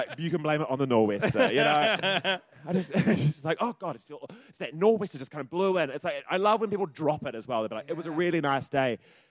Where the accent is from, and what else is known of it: Christchurch, Canterbury, New Zealand; born or raised there; moved away